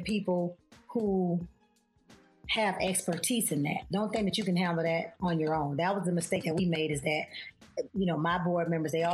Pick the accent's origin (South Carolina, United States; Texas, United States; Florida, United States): Florida, United States; Daytona Beach; from Soul City Projects in Daytona Beach, Florida.